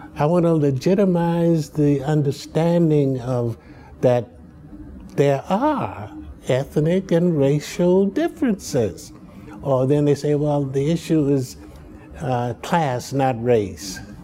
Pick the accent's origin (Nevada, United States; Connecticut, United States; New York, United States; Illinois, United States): Illinois, United States; Chicago; also born or lived in Muskogee, Oklahoma; But I was bred in Southside Chicago.